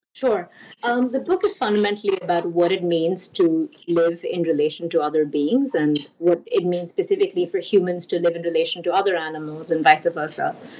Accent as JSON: {"language": "English", "country": "India", "tie": "born or raised there", "moved": "yes", "said": "I grew up in India"}